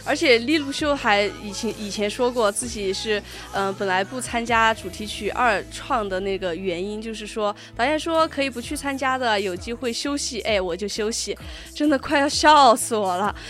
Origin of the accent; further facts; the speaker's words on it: China; 我们中国人，不像他们西方人